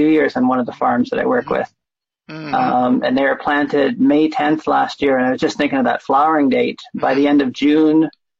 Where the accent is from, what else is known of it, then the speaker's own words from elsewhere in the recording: Southern Ontario, Canada; moved away; And you know, I grew up in Ontario, Southern Ontario.